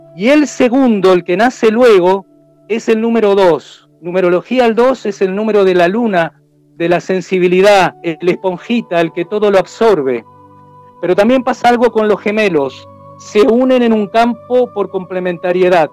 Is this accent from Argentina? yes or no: yes; Argentina; now in Chile; O es como aquí en Chile, si bien yo soy argentino hace años que estoy